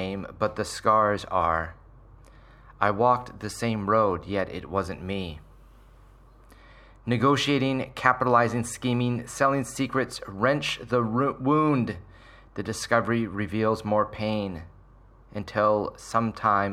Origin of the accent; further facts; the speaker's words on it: Surrey, British Columbia, Canada; I grew up in Surrey in the 70s and 80s